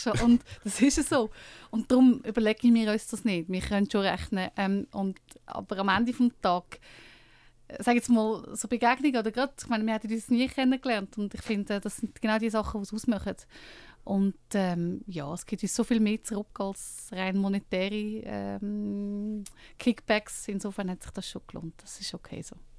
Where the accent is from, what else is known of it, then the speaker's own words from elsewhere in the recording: Lucerne, Switzerland; ich komme aus Luzern